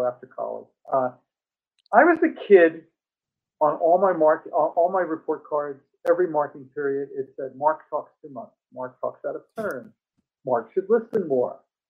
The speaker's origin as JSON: {"language": "English", "town": "Richmond", "region": "Virginia", "country": "United States", "also_born_or_lived": "outside New York City", "moved": "yes", "lives_now": "New York, United States", "said": "I am from Richmond, Virginia"}